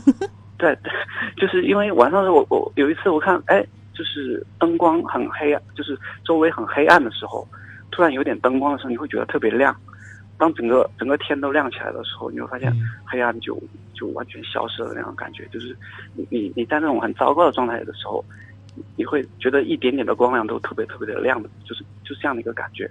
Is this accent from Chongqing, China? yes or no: yes; Chongqing, China; 我是重庆人